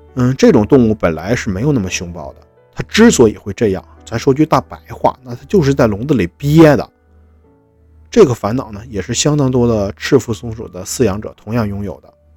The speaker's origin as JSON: {"language": "Chinese", "region": "Northeast China", "country": "China", "said": "我也是东北人，我也是热情好客的"}